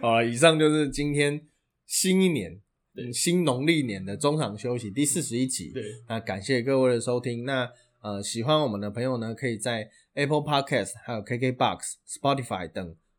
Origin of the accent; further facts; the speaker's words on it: Taiwan; 以我们台湾人的运动习惯